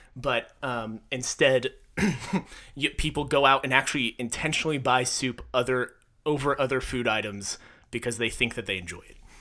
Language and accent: English; Texas, United States; I was born in Texas.